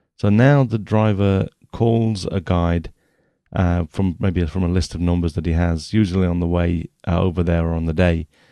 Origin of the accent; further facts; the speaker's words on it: England, United Kingdom; I'm English